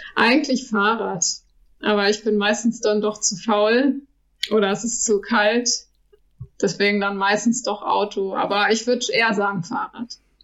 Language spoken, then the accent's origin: German; Lüchow, Lower Saxony, Germany; now in Kaiserslautern, Germany; Lüchow ist meine Heimat. Ich liebe Lüchow.